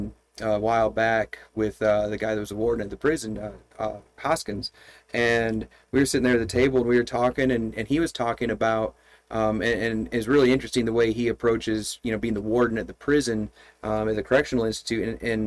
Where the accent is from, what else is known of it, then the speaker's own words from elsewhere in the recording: Michigan, United States; But when I grew up in Michigan, I had, it was a winter time, and my income came from plowing snow, driveways and parking lots.